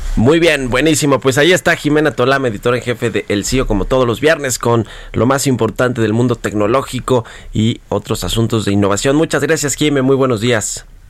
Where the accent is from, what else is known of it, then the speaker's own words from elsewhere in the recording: Mexico; todos nosotros que no solo somos los accionistas de Pemex, todos los mexicanos